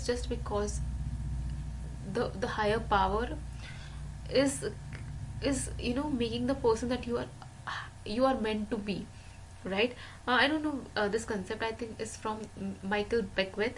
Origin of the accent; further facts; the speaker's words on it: India; I am an Indian, and in Indian spirituality